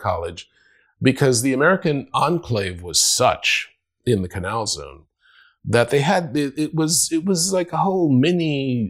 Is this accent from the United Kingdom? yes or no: no; Panama; first language Spanish; English is a second language; moved away as an adult; now in United States; You can't be Latino and not have four names, you know. And I'm from Panama.